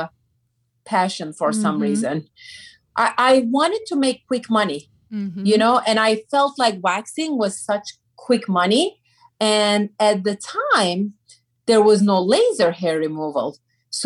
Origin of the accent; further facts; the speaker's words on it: Turkey; English is a second language; now in United States; I'm from Turkey